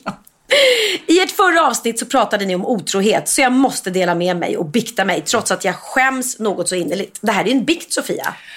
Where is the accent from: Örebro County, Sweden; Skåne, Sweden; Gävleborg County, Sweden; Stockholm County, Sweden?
Stockholm County, Sweden; Gustavsberg; jag är då uppvuxen eh, på Värmdö och gick i skola i Gustavsberg